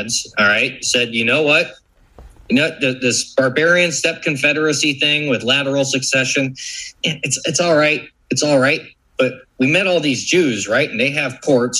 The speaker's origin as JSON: {"language": "English", "region": "Florida", "country": "United States", "said": "I'm from Florida"}